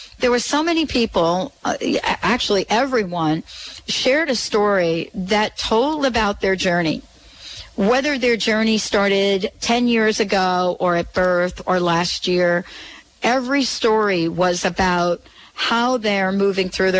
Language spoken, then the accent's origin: English; East Coast, United States; growing up on the East Coast on Halloween